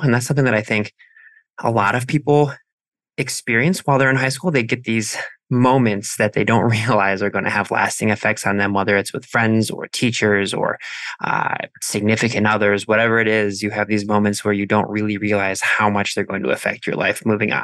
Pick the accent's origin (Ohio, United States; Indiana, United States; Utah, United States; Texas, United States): Ohio, United States; Midwest; as a Midwesterner who loves fall and pre-fall